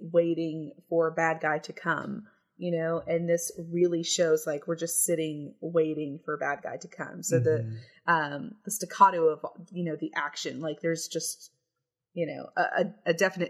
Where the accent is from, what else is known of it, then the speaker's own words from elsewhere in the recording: Texas, United States; I have a lot of Texas pride